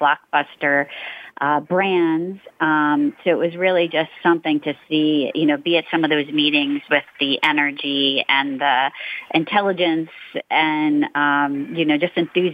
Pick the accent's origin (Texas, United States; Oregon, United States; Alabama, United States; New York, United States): New York, United States; also born or lived in Northern Virginia; I'm a lifer, a New Yorker. I grew up in New York. You know, I was born there